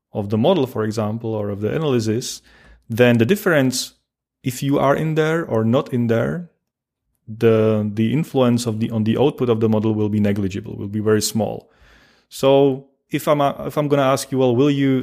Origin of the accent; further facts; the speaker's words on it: Czechia; moved away as an adult; also born or lived in Pilsen, Czech Republic; now in Paderborn, Germany; I originally come from from the Czech Republic, which is the, the next country on the east from Germany.